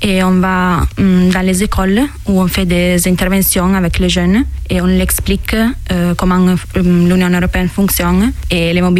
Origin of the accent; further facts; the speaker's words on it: Mondovì, Piedmont, Italy; French is a second language; moved away as an adult; now in France; Je viens d'Italie, euh, d'un village qui s'appelle Mondovi, dans la province de Cuneo, dans le nord de l'Italie. C'est un village de 25 000 habitants, euh, près des Alpes. Et je suis ici depuis le 10 janvier